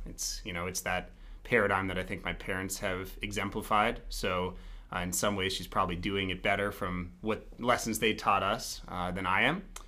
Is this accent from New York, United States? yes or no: no; Denver, Colorado, United States; I'm from Colorado originally. Uh, I grew up in Denver, right outside of downtown, uh, so proudly a real Denverite